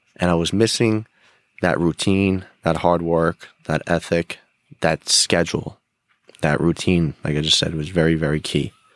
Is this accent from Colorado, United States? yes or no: no; Rockland County, New York, United States; I grew up in Rockland County, New York.